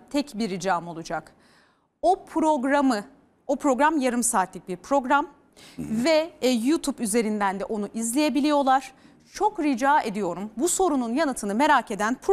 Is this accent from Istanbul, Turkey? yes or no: no; Bursa, Turkey; Ee, ben çok e, ben Bursalıyım. Bursa'da yetiştim. Ee, böyle oraların terbiyesiyle yetişmiş bir insanım. 35 yaşındayım.